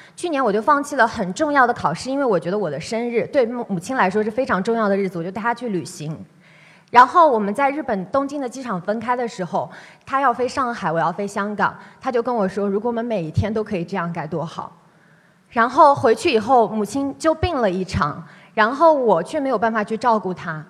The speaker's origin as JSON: {"language": "Chinese", "country": "China", "tie": "born or raised there", "moved": "yes", "said": "我出生在大陆的一个小城市，我从小我的父母就希望你念书可以好一点，可以离开你现在生活的这个环境"}